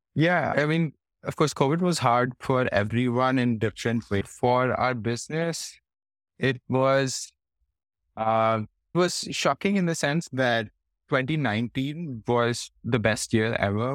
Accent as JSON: {"language": "English", "town": "Faridabad", "region": "Haryana", "country": "India", "tie": "born or raised there", "also_born_or_lived": "Delhi / Hyderabad", "moved": "as an adult", "lives_now": "Singapore", "said": "I grew up in India in, uh, in a place called Faridabad"}